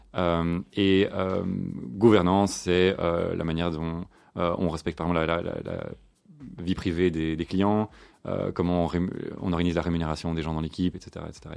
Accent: Brussels, Brussels-Capital Region, Belgium; je suis bruxellois. Hein, born and raised. Donc j'ai grandi ici à Bruxelles avec deux frères

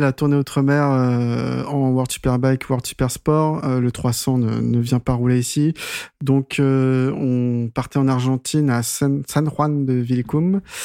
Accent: France; Nous, en tant que Français

